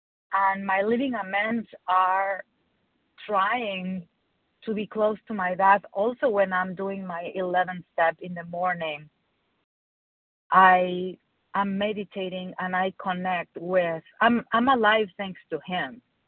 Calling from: Michigan, United States; I'm calling from Michigan.

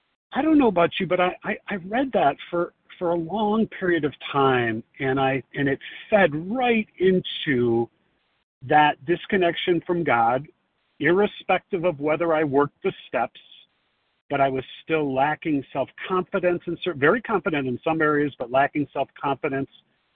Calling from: Chicago, Illinois, United States; Yeah, I guess I'm in Chicago, but I'm on the side of a highway here to pull over to do this safely.

